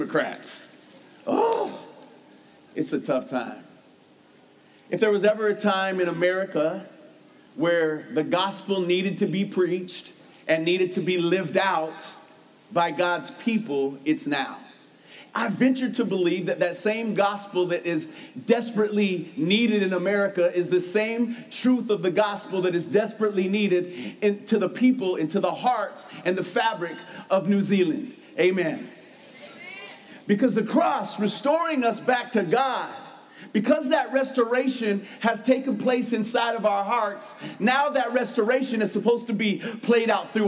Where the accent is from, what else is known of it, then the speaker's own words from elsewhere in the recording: United States; I'm an American.